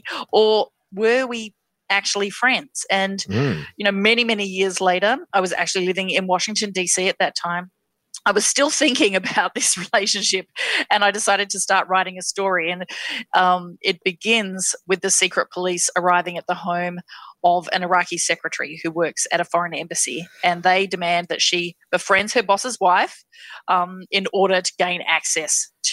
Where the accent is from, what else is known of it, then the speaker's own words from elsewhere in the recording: Western Australia, Australia; also born or lived in Perth; I actually grew up in a variety of very small towns in Western Australia. I was born in Perth, but then my family moved every couple of years from small town to small town.